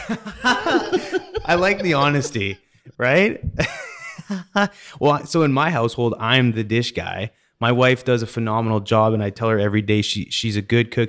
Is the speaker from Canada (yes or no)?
yes; Canada; also born or lived in Pittsburgh / Denver; now in Katy, United States; growing up in Canada